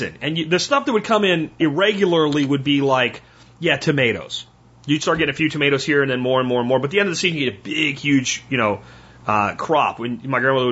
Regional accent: Pennsylvania, United States; moved away; I grew up in Pennsylvania, at least the best part of my growing up

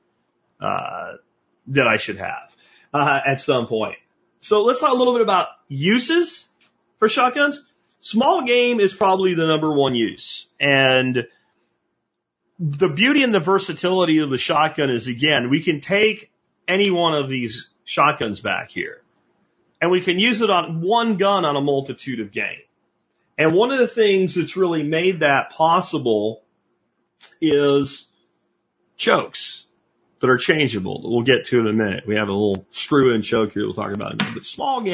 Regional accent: Pennsylvania, United States; When I was growing up in Pennsylvania

